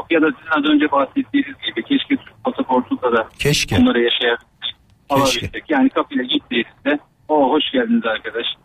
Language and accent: Turkish; Australia; born or raised there